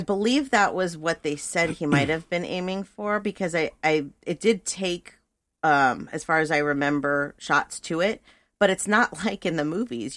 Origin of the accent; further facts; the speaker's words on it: Thousand Oaks, California, United States; I was born and raised in Thousand Oaks, California